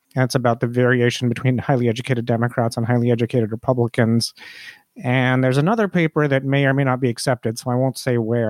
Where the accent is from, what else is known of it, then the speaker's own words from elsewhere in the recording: India; now in United States; I'm Indian. I migrated to the United States from India